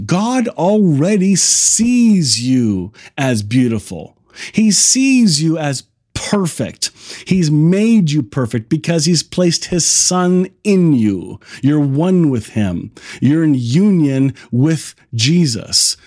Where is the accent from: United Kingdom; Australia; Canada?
Canada; Kitchener, Ontario; I grew up here in the Kitchener-Waterloo area